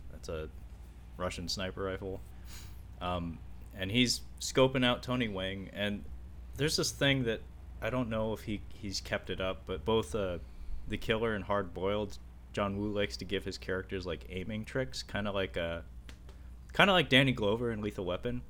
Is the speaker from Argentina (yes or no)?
no; Kowloon Bay, Kowloon, Hong Kong; born there; I was born in Kowloon Bay.